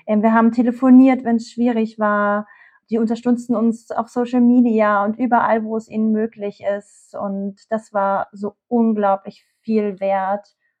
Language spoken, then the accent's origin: German; Usedom, Mecklenburg-Vorpommern, Germany; moved away; Ich bin eigentlich auf Usedom groß geworden.